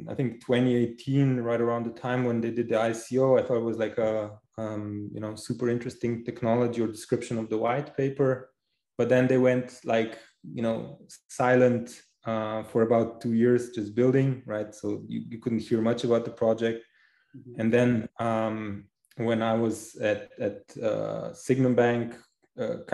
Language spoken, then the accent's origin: English; Slovenia; now in Zurich, Switzerland; originally I'm from Slovenia. Right now I'm living in Zurich, Switzerland.